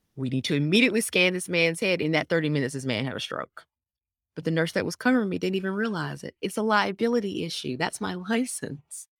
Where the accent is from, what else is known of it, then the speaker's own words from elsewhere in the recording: Atlanta, Georgia, United States; I was born in, born and raised in Atlanta. This is home.